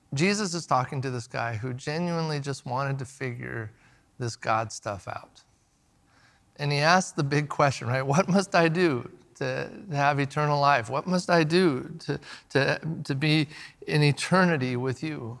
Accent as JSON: {"language": "English", "area": "the Northwest", "region": "Pacific Northwest", "country": "United States", "said": "now we're from the Northwest"}